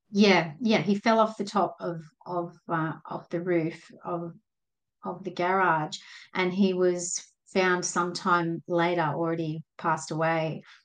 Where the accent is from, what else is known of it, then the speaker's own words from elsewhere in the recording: Sydney, New South Wales, Australia; I'm from from Sydney, Australia, just in the in the suburbs